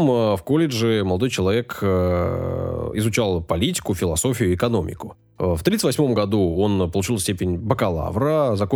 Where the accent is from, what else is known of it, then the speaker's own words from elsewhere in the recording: Saint Petersburg, Russia; Я родился на Васильевском